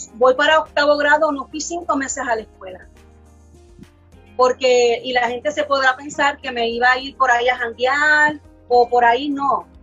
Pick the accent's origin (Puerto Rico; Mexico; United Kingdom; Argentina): Puerto Rico; Carolina; Villa Caridad, de donde yo soy, de Carolina